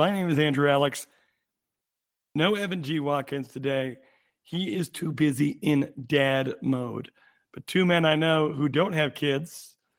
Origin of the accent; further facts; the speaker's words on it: Japan; born there; I was born in Japan.